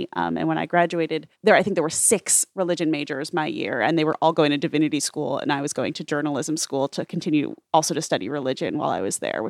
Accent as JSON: {"language": "English", "area": "Long Island", "region": "New York", "country": "United States", "tie": "born or raised there", "said": "I grew up on Long Island, which was overwhelmingly Jewish, my town at least."}